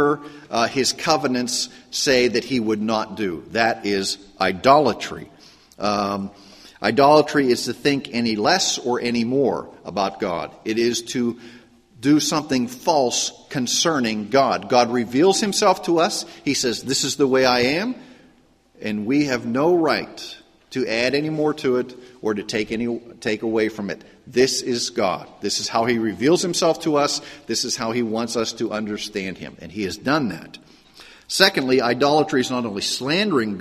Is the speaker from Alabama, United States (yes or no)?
no; Pittsburgh, Pennsylvania, United States; I grew up in Pittsburgh, and it was a very ethnic area, a very very Roman Catholic area